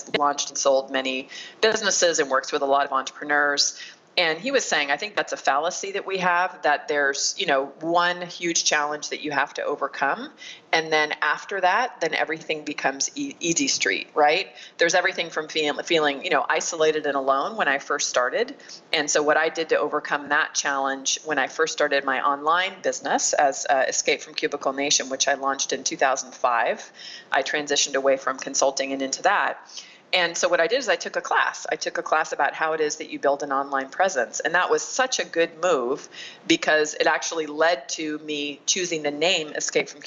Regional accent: Mesa, Arizona, United States; I opened up a small business incubator in my hometown of Mesa, Arizona

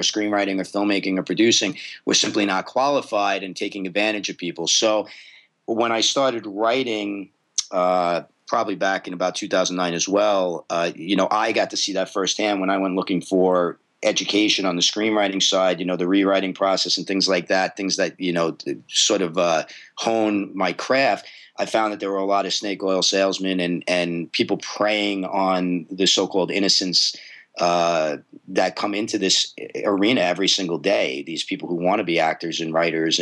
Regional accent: New York City, New York, United States; moved away; I am a native New Yorker. I'm Brooklyn and Staten Island, spent most of my life in New York

